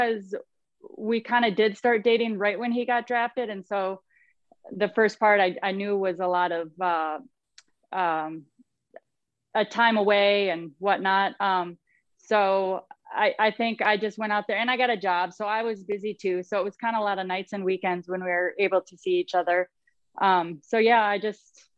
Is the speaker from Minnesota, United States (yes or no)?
yes; southwest Minnesota, United States; I'm from the southwest part of the state